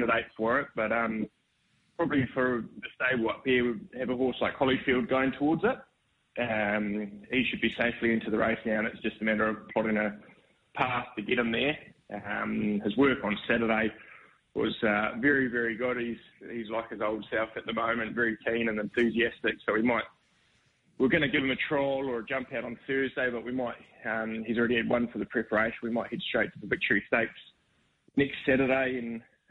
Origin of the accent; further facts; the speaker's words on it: New Zealand; moved away as an adult; now in Brisbane, Australia; I'm obviously from New Zealand, worked for Stephen Marsh over there